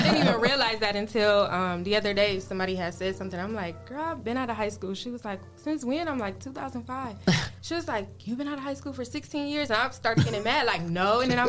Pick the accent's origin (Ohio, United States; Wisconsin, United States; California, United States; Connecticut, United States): Ohio, United States; Toledo; I am from Toledo. I grew up.